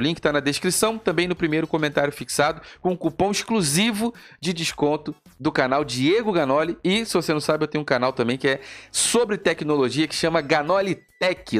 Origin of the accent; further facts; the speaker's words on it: Brazil; como brasileiros